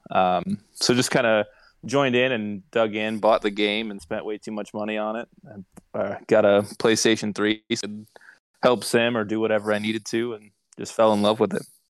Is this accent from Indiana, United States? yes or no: yes; Indiana, United States; I am from Indiana